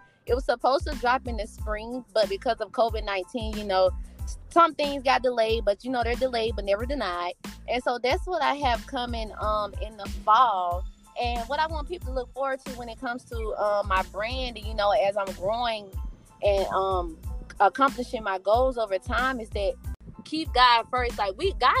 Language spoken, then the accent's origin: English; Mississippi, United States; I'm originally from Mississippi.